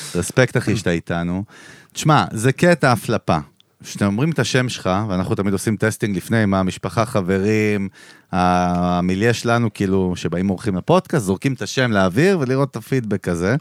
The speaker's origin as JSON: {"language": "Hebrew", "country": "Israel", "tie": "born or raised there", "said": "אני נולדתי בישראל"}